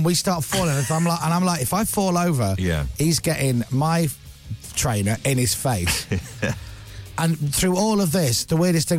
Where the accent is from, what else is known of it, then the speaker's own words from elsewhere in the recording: United States; Because we're American.